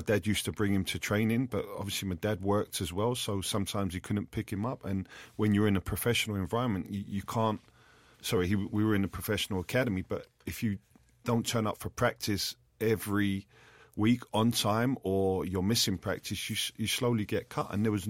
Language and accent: English; London, United Kingdom; I had numerous players that I grew up with in West London that were from broken homes